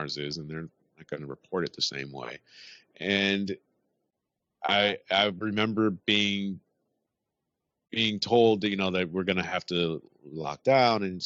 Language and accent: English; United States; now in United Kingdom; I'm American and I'm over here